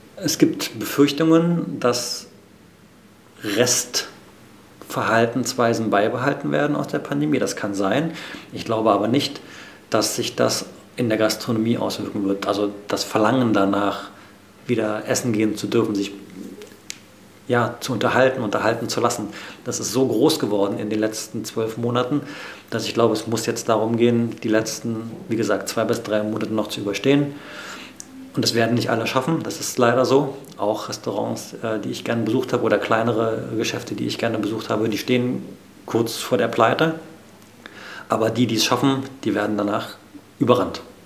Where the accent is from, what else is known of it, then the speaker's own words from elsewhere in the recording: Berlin, Germany; als Berliner